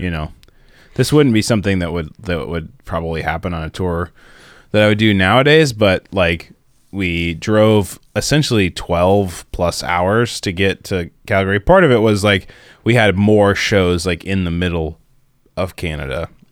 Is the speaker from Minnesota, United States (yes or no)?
yes; Minnesota, United States; growing up in Minnesota